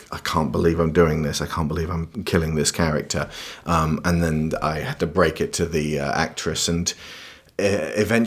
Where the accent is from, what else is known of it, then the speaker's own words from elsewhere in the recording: United Kingdom; As adult British people